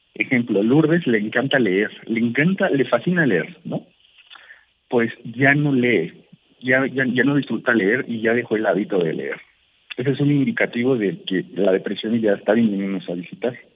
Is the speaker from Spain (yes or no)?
no; Mexico; en México, en mi país